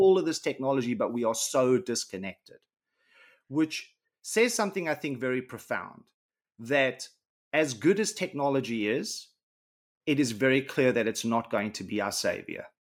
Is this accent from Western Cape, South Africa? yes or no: no; Johannesburg, Gauteng, South Africa; where I grew up in South Africa was on the south side of Johannesburg.